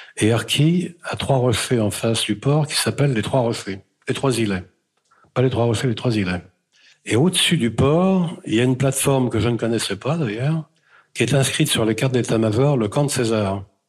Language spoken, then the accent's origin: French; France; je suis né en France, bien sûr, mais mes parents sont arrivés en France en dix-neuf cent vingt-deux